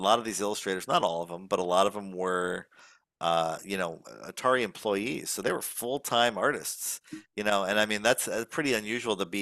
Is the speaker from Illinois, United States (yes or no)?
yes; Chicago, Illinois, United States; the history of my hometown